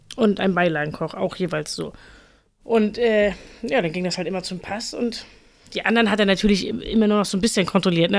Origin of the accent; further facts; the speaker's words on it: Fahrdorf, Schleswig-Holstein, Germany; ich komme eigentlich aus Fahrdorf